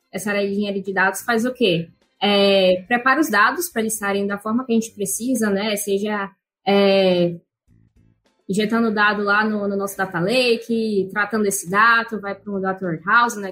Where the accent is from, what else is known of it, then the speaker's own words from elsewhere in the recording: Salvador, Bahia, Brazil; now in São Paulo, Brazil; eu sou soteropolitana, acho que essa é uma informação importante aí, eu moro em São Paulo, mas eu sou da Bahia